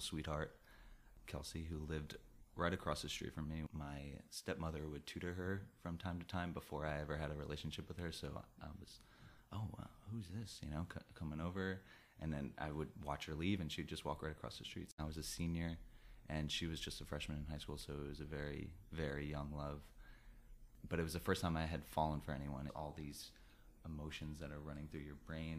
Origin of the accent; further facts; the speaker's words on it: New Jersey, United States; moved away as an adult; also born or lived in Florida / Colorado; now in New York City, United States; I grew up in New Jersey